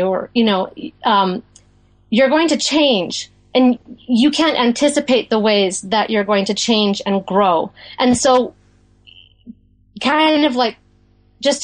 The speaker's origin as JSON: {"language": "English", "region": "Western Canada", "country": "Canada", "also_born_or_lived": "New Jersey / Maine", "moved": "as an adult", "lives_now": "Gaspé Peninsula, Quebec, Canada", "said": "we're from Western Canada originally."}